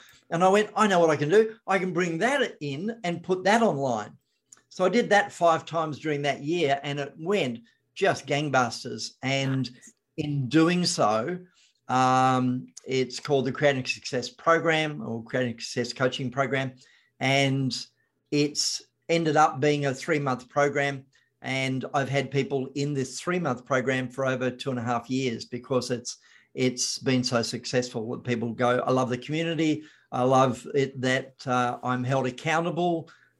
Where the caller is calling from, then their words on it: Victoria, Australia; Victoria, Australia.